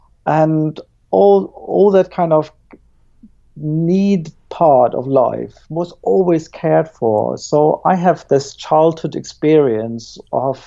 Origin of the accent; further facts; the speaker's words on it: Germany; now in Plymouth, United Kingdom; I was born in East Germany